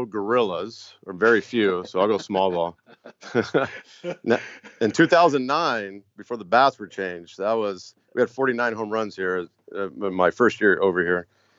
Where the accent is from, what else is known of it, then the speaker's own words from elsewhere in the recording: Fremont, California, United States; I was born in Fremont